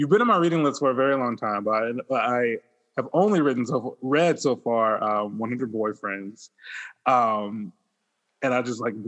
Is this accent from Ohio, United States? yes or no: no; Mobile, Alabama, United States; I'm from Southern Alabama, the Mobile area, actually, the Baymanette